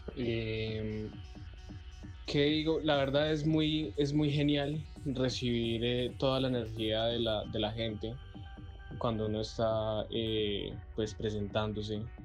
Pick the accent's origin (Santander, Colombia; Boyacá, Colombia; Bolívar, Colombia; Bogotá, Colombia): Boyacá, Colombia; moved away as an adult; now in Pereira, Colombia; soy de Boyacá, estoy viviendo en Pereira hace más o menos ya como tres años